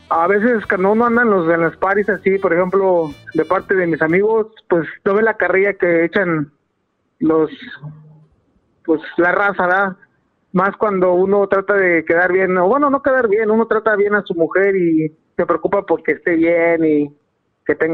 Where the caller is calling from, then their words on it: Fontana, California, United States; De aquí, de Fontana, California.